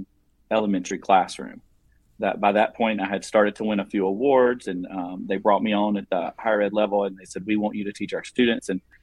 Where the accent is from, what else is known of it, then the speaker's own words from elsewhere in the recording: South Carolina, United States; accent: southern twang; I'm an educator from South Carolina. I'm sure you can hear the southern twang in my voice